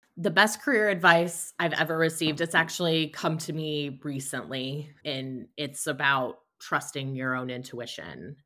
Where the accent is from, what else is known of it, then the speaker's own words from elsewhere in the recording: Fort Wayne, Indiana, United States; moved away as an adult; I'm from Fort Wayne, Indiana, which is where I am currently living as well.